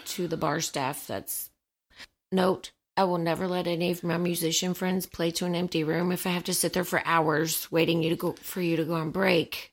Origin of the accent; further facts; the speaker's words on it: Atlanta, Georgia, United States; Growing up in Atlanta